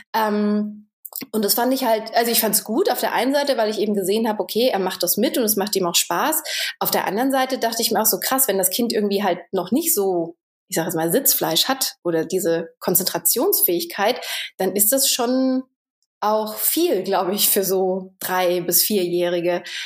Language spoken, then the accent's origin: German; Germany; moved away as an adult; also born or lived in Romania; als Deutscher